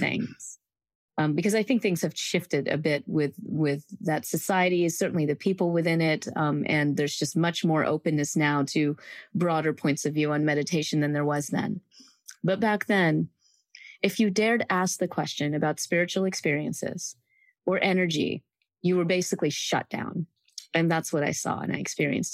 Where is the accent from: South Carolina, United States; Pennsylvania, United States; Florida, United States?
South Carolina, United States; Greenville; I grew up in the South in a small town called Greenville, South Carolina